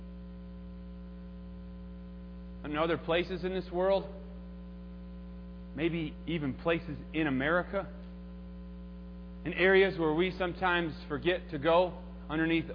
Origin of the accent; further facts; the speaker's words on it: Minnesota, United States; I'm from Minnesota